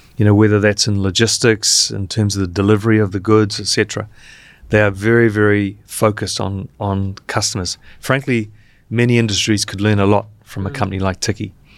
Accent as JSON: {"language": "English", "country": "New Zealand", "moved": "yes", "lives_now": "Vietnam", "said": "working here as a as a New Zealander"}